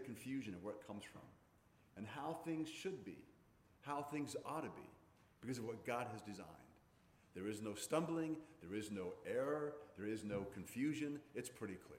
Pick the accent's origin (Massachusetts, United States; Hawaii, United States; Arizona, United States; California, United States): Hawaii, United States; growing up in Hawaii